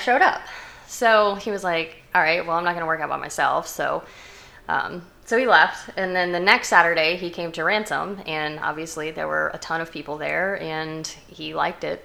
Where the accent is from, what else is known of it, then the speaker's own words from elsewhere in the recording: Richmond, Virginia, United States; moved away as an adult; also born or lived in New York City; I'm from Richmond, Virginia